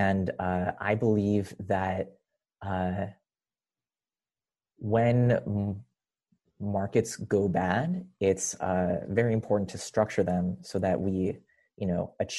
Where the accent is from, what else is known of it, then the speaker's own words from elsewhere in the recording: Rochester, New York, United States; also born or lived in Israel; moved to Rochester, New York, where I grew up